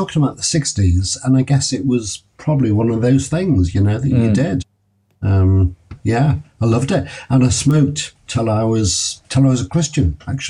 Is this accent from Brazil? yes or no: no; Liverpool, North West England, United Kingdom; So I was born in Walton before Walton was posh, and I lived.